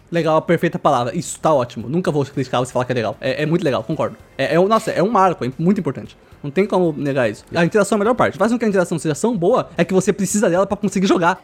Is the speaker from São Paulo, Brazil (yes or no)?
yes; Osasco, São Paulo, Brazil; also born or lived in Coab; a gente saiu da Coab e foi pro Osasco